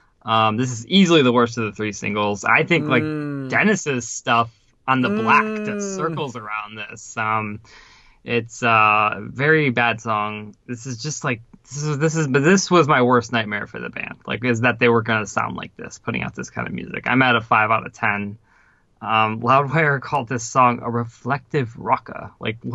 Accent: Ukraine; moved away; As you've heard before, I'm originally from the Ukraine, and there was too much shit happening pretty much back home where I'm originally from.

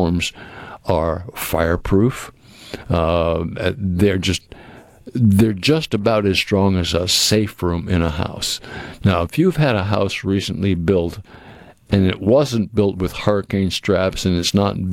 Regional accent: Cape Cod, Massachusetts, United States; moved away; I can't think of a better place to grow up than where I grew up on the Cape, because it was a small town.

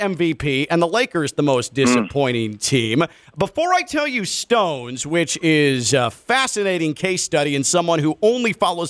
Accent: Chicago, Illinois, United States; now in Miami, United States; I'm from Chicago. My father is still up there.

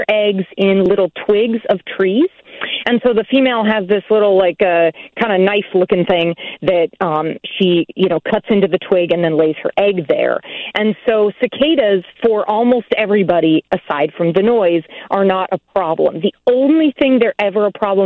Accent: Nebraska, United States; now in Illinois, United States; I grew up in Nebraska, and we don't have periodical cicadas there

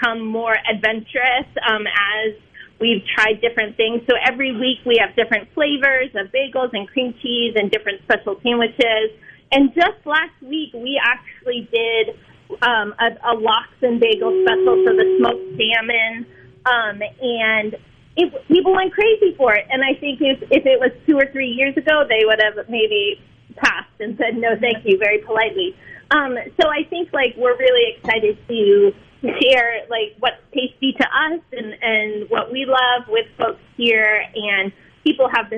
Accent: New England, United States; moved away as an adult; also born or lived in Vermont; now in Mississippi, United States; I grew up in New England and always had bagels for breakfast

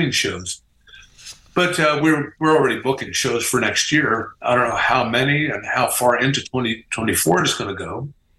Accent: Midwest, United States; we're from the Midwest

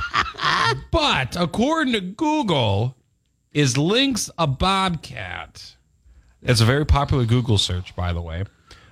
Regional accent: Duluth, Minnesota, United States; growing up in West Duluth

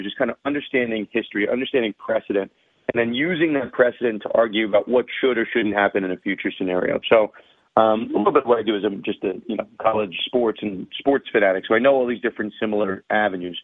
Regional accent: New York, United States; I'm a New York guy, born and raised. I'm not from Brooklyn

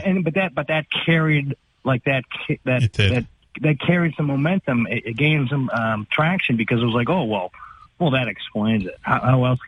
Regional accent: Boston suburbs, Massachusetts, United States; also born or lived in Louisiana; I foolishly used to introduce myself as being from Boston, which I never was. I lived out in the suburbs. I grew up in the suburbs.

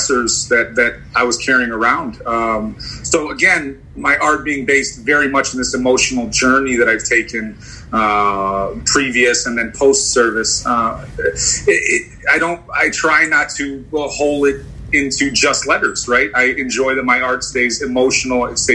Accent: Chicago, Illinois, United States; I grew up on the Northwest side. I'm a born and raised native Chicagoan

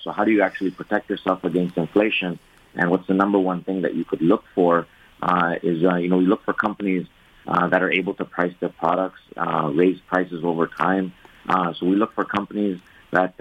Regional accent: Montreal, Quebec, Canada; moved away; I grew up in Montreal

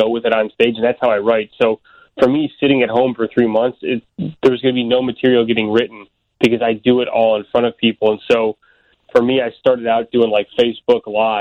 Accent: Elk Grove Village, Illinois, United States; I grew up in the northwest suburbs where I still live out this way today

